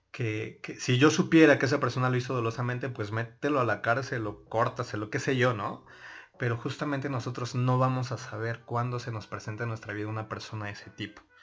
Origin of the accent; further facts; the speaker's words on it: Mexico City, Mexico; Yo soy del DF. ¿Del DF? ¿De qué delegación? Iztapalapa.